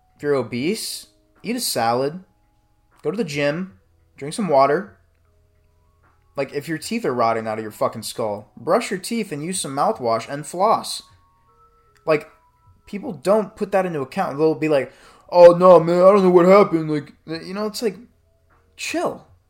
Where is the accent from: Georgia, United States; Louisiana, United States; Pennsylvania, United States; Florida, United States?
Florida, United States; Bradenton; I went to school in Bradenton, shout out Bradenton, A K A B-Town, nine four one